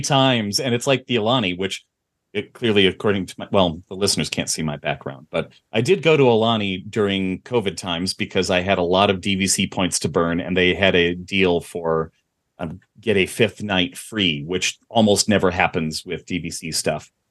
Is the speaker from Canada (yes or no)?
no; Midwest, United States; growing up in the Midwest